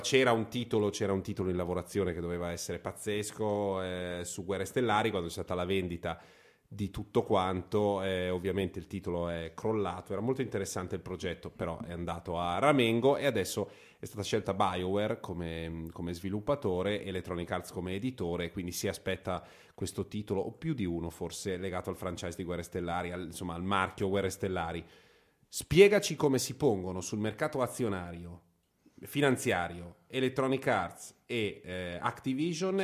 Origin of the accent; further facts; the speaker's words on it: Varese, Lombardy, Italy; per chi come me ha a che fare con la Svizzera da sempre, perché sono di Varese